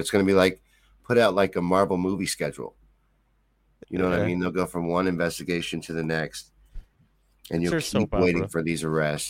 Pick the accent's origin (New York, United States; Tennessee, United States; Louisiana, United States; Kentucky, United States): Kentucky, United States; I'm from Kentucky.